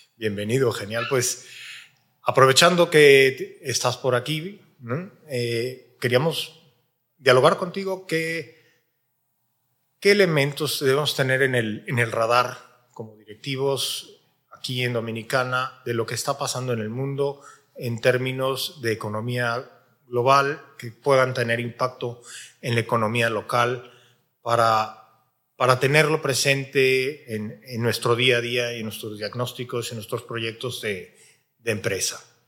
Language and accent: Spanish; Mexico; en mi país, en México